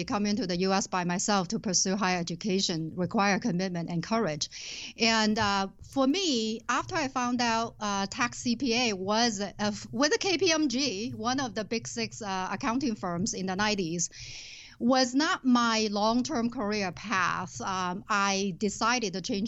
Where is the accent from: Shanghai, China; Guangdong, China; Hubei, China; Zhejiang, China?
Guangdong, China; Shenzhen; moved away as an adult; now in Twin Cities, United States; I was born and raised in southern China. When I was 20 years old, I left my hometown, Shenzhen, to come to this country